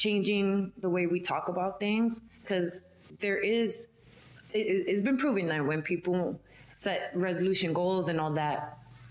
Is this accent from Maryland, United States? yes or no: no; New York City, New York, United States; I'm from Brooklyn, born and raised. Bushwick